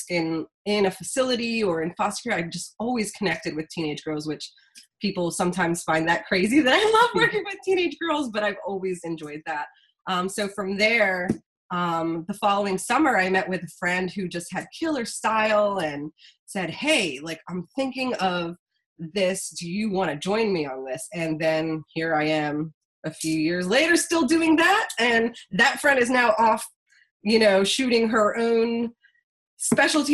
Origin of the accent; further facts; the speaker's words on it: outside the Philadelphia area, Pennsylvania, United States; moved away as an adult; now in Harrisburg, United States; I grew up outside of the Philly area and then got dragged out to the Harrisburg area